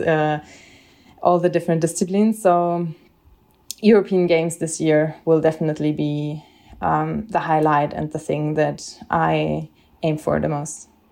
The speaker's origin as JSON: {"language": "English", "region": "Bavaria", "country": "Germany", "said": "I'm from Bavaria"}